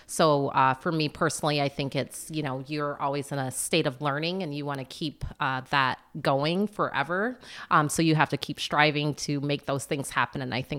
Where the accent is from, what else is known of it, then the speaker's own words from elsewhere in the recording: Florida, United States; born there; also born or lived in Plattsburgh; So I was born in Florida. We moved about every 2 to 3 years. But when we came to Plattsburgh, we were here when the base closed.